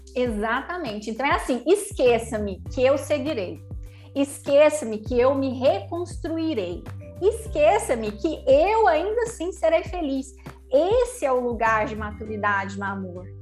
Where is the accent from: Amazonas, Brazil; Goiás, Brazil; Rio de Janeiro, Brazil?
Goiás, Brazil; Goiânia; como nós dois somos de Goiânia